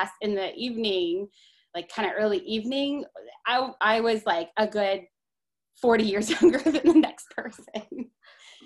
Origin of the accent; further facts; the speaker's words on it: Columbus, Ohio, United States; I am from Columbus, Ohio. I've lived here almost my entire life, with the exception of 9 months that I was in photography school in Massachusetts